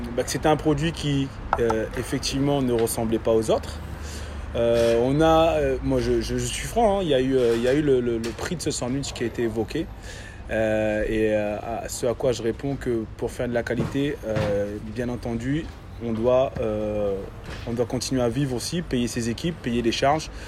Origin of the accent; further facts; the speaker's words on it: Réunion; moved away; Je viens de La Réunion. d'une famille de, charcutiers.